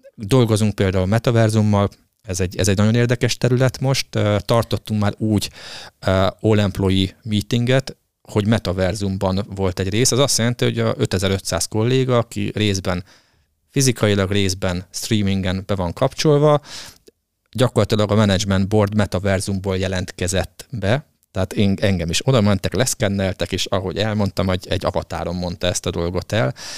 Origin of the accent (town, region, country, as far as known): Hungary